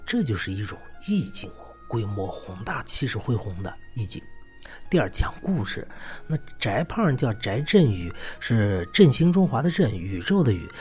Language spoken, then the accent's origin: Chinese; China; 我们中国人的名字